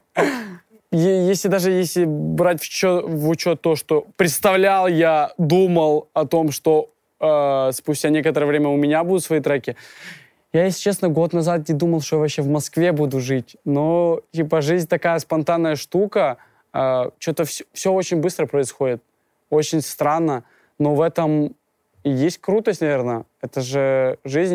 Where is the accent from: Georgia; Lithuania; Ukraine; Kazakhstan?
Ukraine; now in Russia; Я родом из Украины, я прилетел сюда из Украины, и жил я изначально в, в деревне